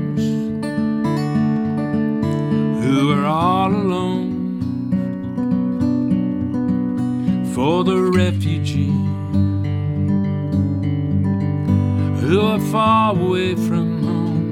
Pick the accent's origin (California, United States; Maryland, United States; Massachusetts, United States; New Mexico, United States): New Mexico, United States; Clayton; I grew up in this little town in New Mexico, Clayton